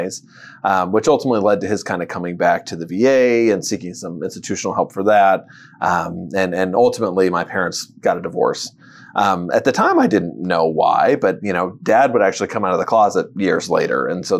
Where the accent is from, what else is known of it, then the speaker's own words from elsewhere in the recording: Würzburg, Bavaria, Germany; born there; Well, I was born in Würzburg, Germany, to two military parents.